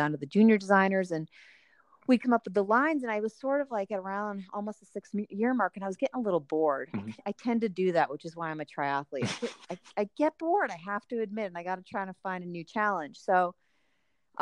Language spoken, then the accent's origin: English; East Coast, United States; moved away as an adult; also born or lived in Los Angeles, California; I grew up on the East Coast